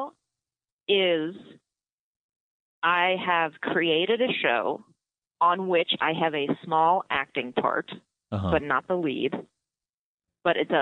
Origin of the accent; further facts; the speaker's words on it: East Bay, California, United States; moved away as an adult; also born or lived in New York; now in Los Angeles, United States; I'm from the East Bay. I went to school in Oakland